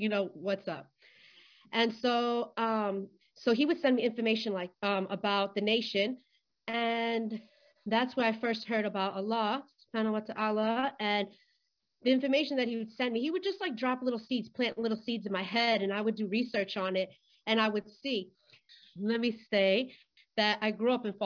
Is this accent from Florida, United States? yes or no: yes; Florida, United States; I grew up in Florida